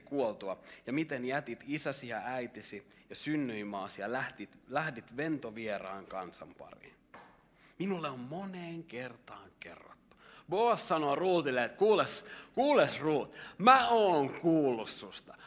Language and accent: Finnish; Lahti, Päijät-Häme, Finland; mä oon tullut Lahdesta, jos mä oon lahtelainen